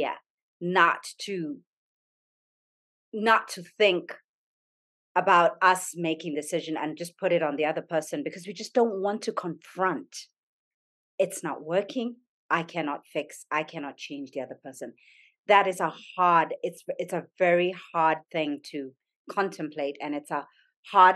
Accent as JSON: {"language": "English", "country": "Zambia", "tie": "born or raised there", "moved": "yes", "said": "I grew up in Zambia"}